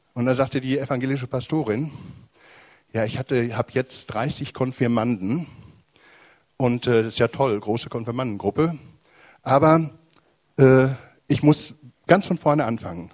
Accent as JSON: {"language": "German", "country": "Germany", "said": "bei uns in Deutschland"}